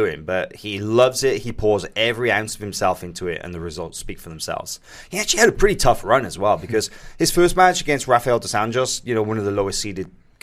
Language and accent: English; Wales, United Kingdom; as a Welshman